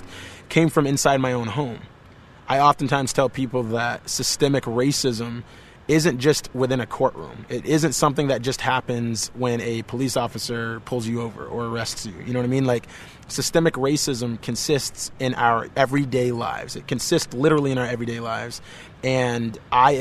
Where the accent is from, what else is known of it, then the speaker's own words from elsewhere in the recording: Vermont, United States; also born or lived in the South; Growing up in Vermont had its own hardships